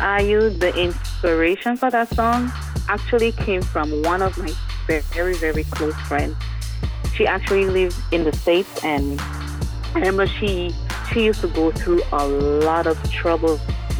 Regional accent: St. Lucia; now in St. Croix, US Virgin Islands; I was born in the island of St. Lucia, but now I reside right here in St. Croix, Virgin Islands.

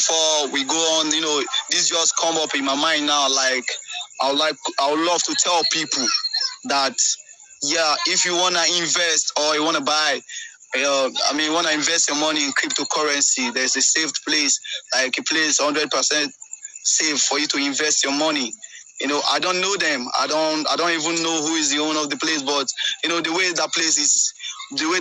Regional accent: Nigeria; Nigeria, we are coming up with new idea of music

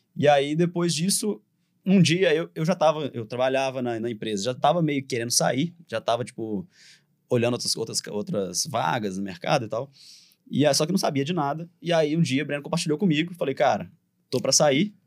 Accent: Divinópolis, Minas Gerais, Brazil; accent: mineiro; A gente é de Divinópolis

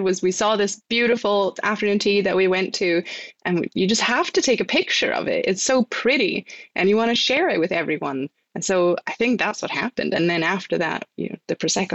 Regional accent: Faroe Islands; moved away as an adult; now in Scotland, United Kingdom; I'm from the Faroe Islands

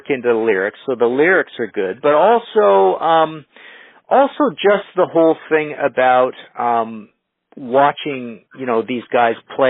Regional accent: Trail, British Columbia, Canada; also born or lived in Nelson, British Columbia; growing up in Trail and even in Nelson

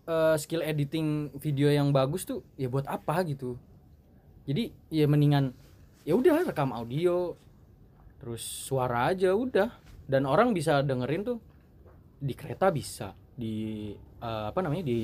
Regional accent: Bogor, West Java, Indonesia; cuman kita dari Bogor ya mungkin beberapa orang aja yang

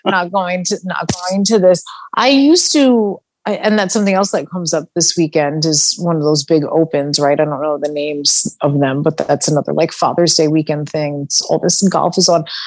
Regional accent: Long Island, New York, United States; moved away; also born or lived in Midwest; growing up in New York, I definitely thought that because I grew, you know, grew up on Long Island

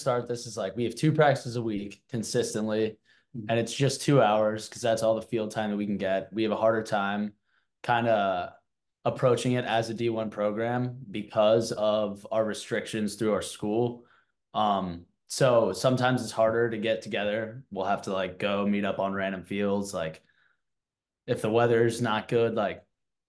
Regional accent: Washington, District of Columbia, United States; moved away; I'm from Washington, D.C. So I grew up just kind of surrounded by lacrosse

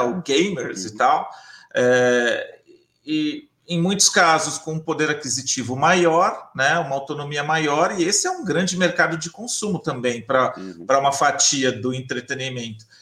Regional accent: Bauru, São Paulo, Brazil; cidade de Bauru, que é a minha cidade natal, é, no interior de São Paulo

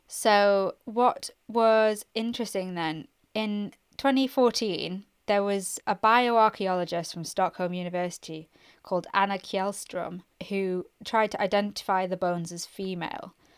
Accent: Northumberland, North East England, United Kingdom; I'm from Northumberland

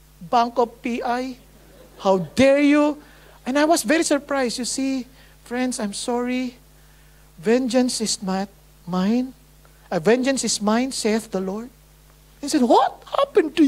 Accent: Marikina, Metro Manila, Philippines; English is a second language; I grew up in Marikina

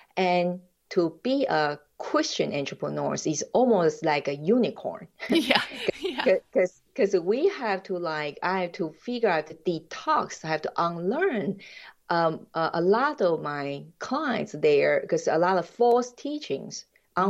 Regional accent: Taiwan; English is a second language; moved away as an adult; also born or lived in United States / Jamaica; now in Switzerland; I'm original from Taiwan

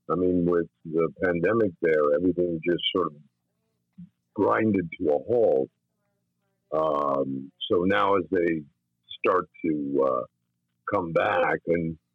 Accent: White Plains, New York, United States; I was born and raised in White Plains, New

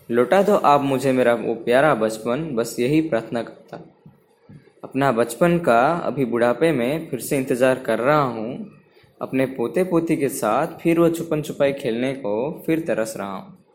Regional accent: Odisha, India; नमस्कार दोस्तों … और मैं उड़ीसा से हूँ

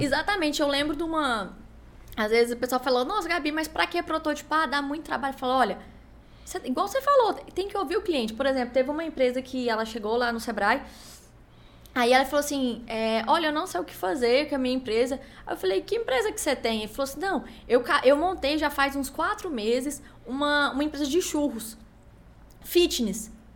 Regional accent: Brazil; accent: Goiás; eu sou do Brasil

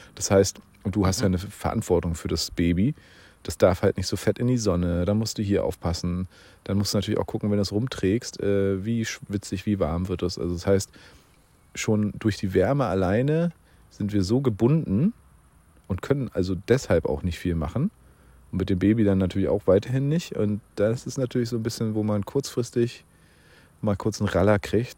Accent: Bernau, Brandenburg, Germany; also born or lived in Berlin; ich bin ein geborener Berliner, bin ja dann aber sehr, sehr schnell äh, in Bernau schon aufgewachsen, schon als kleiner Stippi

